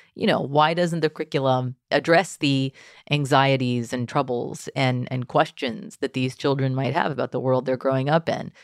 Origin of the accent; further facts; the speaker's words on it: Texas, United States; I grew up in Texas public schools